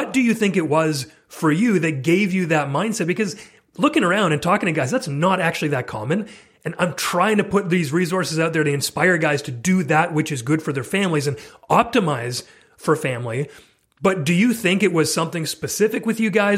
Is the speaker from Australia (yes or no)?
no; Canada; I'm Canadian